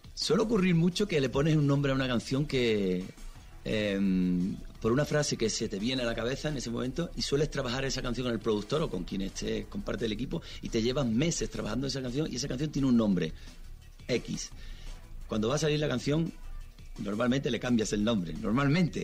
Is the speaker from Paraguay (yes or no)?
no; Spain